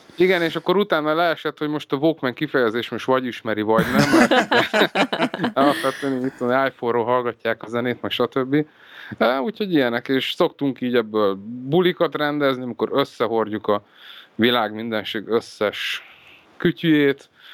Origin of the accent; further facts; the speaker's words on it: Eger, Heves, Hungary; now in Budapest, Hungary; egri születésű vagyok